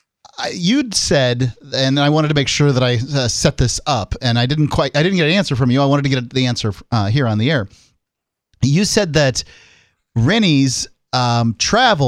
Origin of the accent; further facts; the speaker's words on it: Sarasota, Florida, United States; I'm from Sarasota.